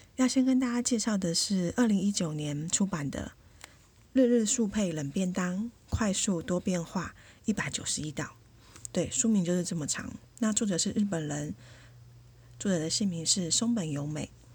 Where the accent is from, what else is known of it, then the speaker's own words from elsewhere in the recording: Taiwan; 那像我们台湾人的习惯